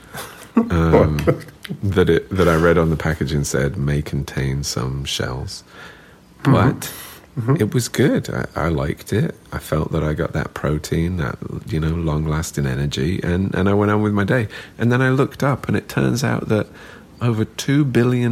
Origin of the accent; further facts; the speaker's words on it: England, United Kingdom; I'm from England